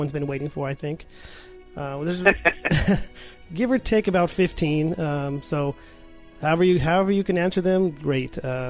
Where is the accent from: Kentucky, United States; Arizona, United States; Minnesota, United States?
Arizona, United States; we're from Arizona